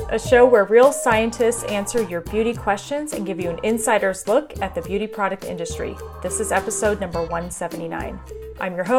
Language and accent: English; Germany; I grew up in Germany, so it was good to see my cousins and so forth.